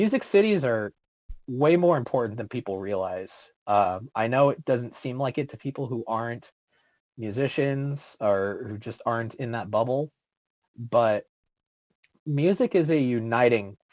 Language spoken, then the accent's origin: English; East Bay, San Francisco Bay Area, California, United States; moved away as an adult; now in Texas, United States; my hometown, which out in the Bay Area, in the, like the East Bay area